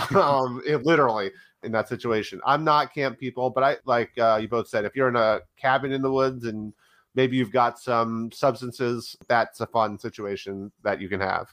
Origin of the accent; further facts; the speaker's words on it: New York City, New York, United States; moved away as an adult; also born or lived in Chicago; I'm from New York City